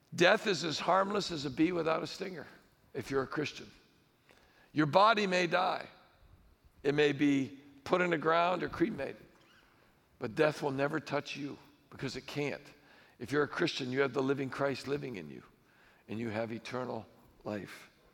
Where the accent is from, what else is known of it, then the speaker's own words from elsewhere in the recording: United States; I'm an American